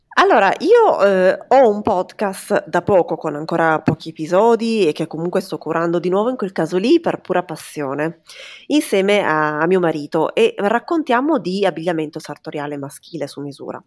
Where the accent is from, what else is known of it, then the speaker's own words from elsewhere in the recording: Turin, Piedmont, Italy; io sono di Torino